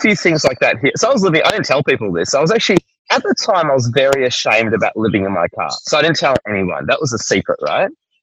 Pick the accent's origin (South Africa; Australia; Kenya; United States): Australia; Melbourne, Victoria; moved away as an adult; also born or lived in Tasmania / Sydney; I'm from Melbourne originally